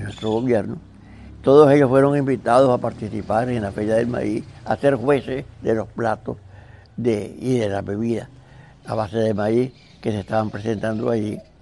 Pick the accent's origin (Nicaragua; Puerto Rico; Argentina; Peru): Nicaragua; nuestros paisajes que teníamos, el lago, el río San Juan